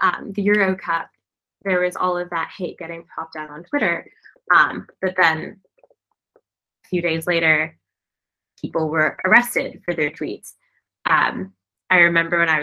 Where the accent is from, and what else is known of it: United States